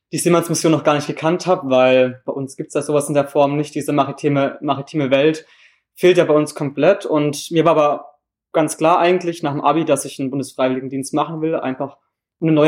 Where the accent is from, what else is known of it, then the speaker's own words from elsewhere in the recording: Wittenweier, Baden-Württemberg, Germany; now in Hamburg, Germany; komme aus Wittenweier. Das ist ein kleines Dorf in der Nähe von Freiburg im Breisgau. Also ich komme ganz aus dem Süden.